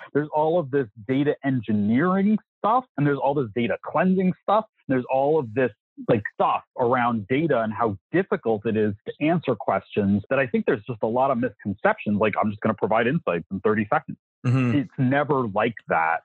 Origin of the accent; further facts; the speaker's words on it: New York City, New York, United States; I grew up in New York City